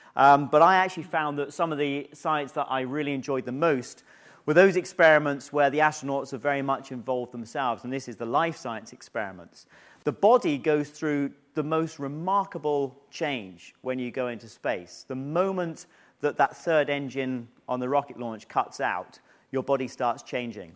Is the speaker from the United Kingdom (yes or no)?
yes; United Kingdom; being selected as a British astronaut